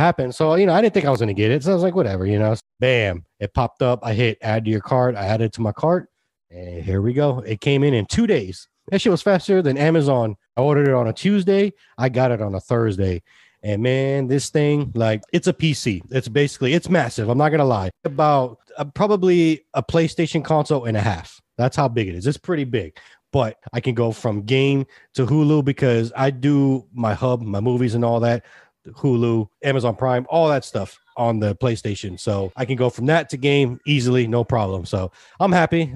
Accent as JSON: {"language": "English", "town": "Hilton Head", "region": "South Carolina", "country": "United States", "tie": "born or raised there", "also_born_or_lived": "Austin", "said": "I grew up here."}